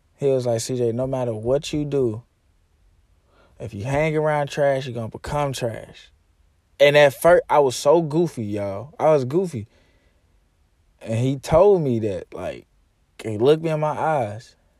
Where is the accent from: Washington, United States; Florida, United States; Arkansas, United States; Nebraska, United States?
Arkansas, United States; moved away as an adult; now in Texas, United States; Comfort zone is Arkansas. That's why I moved to Texas